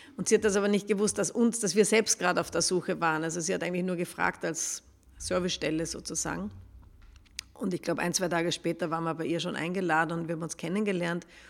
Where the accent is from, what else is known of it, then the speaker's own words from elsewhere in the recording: Upper Austria, Austria; now in Vienna, Austria; ich bin keine Wienerin, komme von, aus Oberösterreich